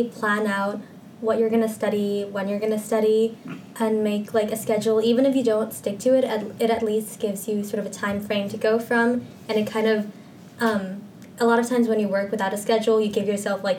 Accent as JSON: {"language": "English", "country": "Hong Kong", "moved": "yes", "said": "I'm a junior from Hong Kong."}